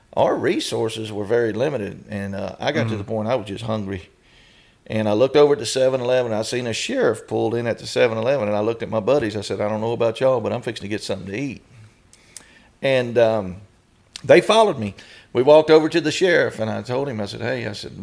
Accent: Haines City, Florida, United States; I was raised up in near Kissimmee, Florida, in Orlando, Florida. Actually, the little town is called Haines City

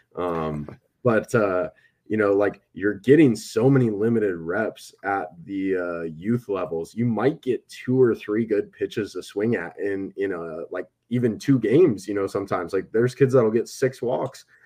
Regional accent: Wisconsin, United States; I'm from Wisconsin Midwest, so you get a lot of farm kids

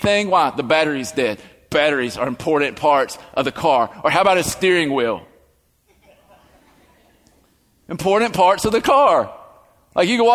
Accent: the South, United States; accent: southern; my southern accent.

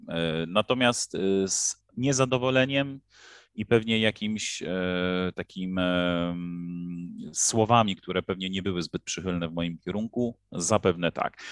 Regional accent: Poland; moved away as an adult; now in Egypt; w naszym kraju

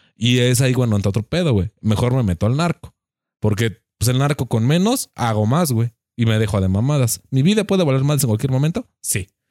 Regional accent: Mexico

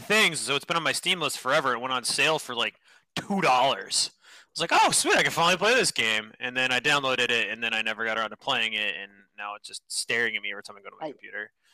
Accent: Northeast, United States; I grew up in the Northeast

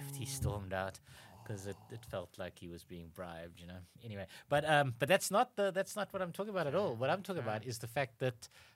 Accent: South Africa; also born or lived in Cape Town; as South African who lives in Cape Town

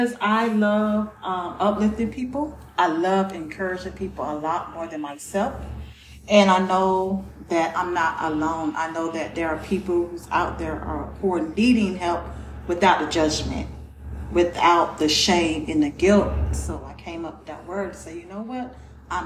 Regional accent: Gainesville, Florida, United States; moved away as an adult; now in Georgia, United States; I am from Gainesville, Florida. I've been here 4 years now

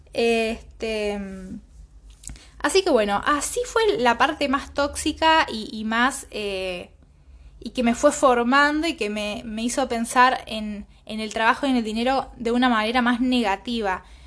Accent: Villa Caraza, Buenos Aires, Argentina; nací en, en Villa Caraza

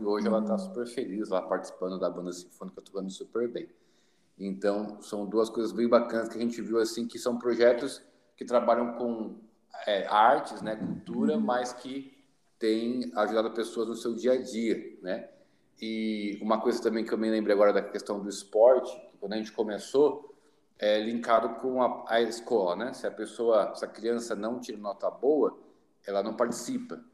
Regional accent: São Paulo, Brazil; moved away as an adult; also born or lived in Recife / Piauí; eu sou natural de São Paulo, capital, só que desde os meus 21 anos eu não moro mais em São Paulo

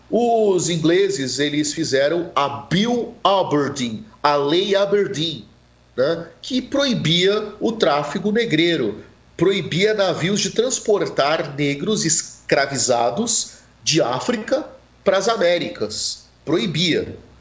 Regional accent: Santos, São Paulo, Brazil; Eu sou nascido em Santos

